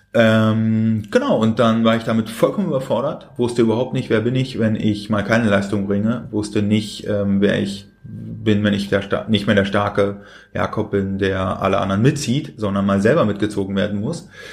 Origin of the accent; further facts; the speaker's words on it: Berlin, Germany; ich bin in Berlin geboren.